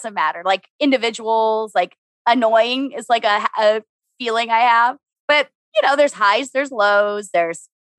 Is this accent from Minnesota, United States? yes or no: yes; Minnesota, United States; I'm from Minnesota.